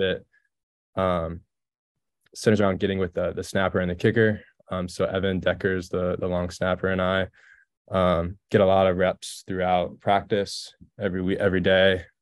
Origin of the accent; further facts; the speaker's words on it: Texas, United States; moved away as an adult; growing up in Texas